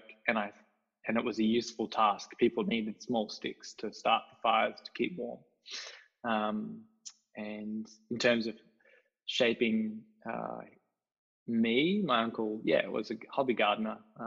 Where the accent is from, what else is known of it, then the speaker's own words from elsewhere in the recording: Belgrave, Victoria, Australia; also born or lived in south of Hobart, Tasmania; we grew up in Belgrave, which is out of East Melbourne, kind of the edge of the train line between rural and suburbia.